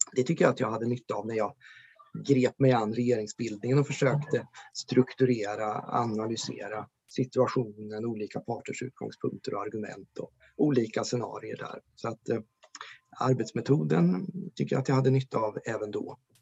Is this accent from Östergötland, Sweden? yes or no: yes; Ödeshög, Östergötland, Sweden; now in Norrköping, Sweden; Ödeshög i sydvästra Östergötland där jag växte upp